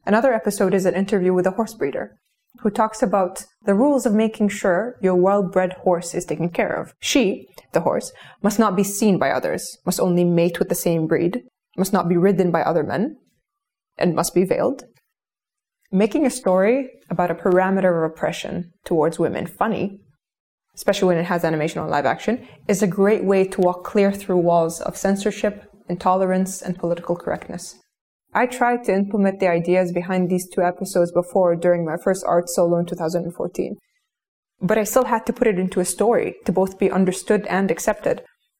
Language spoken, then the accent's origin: English; Kuwait; I grew up in Kuwait in the early 90s, where I was raised by screens.